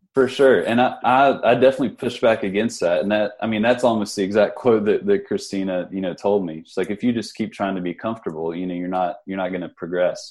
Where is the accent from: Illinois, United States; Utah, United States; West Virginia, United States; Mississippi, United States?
West Virginia, United States; Huntington; I'm from West Virginia. I'm from the uh, from Huntington, West Virginia.